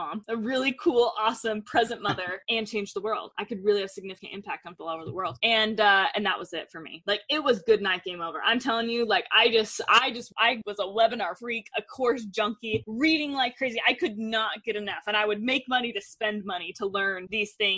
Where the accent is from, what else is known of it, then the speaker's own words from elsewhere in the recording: Denver, Colorado, United States; now in Utah, United States; I'm from Denver, currently living in Utah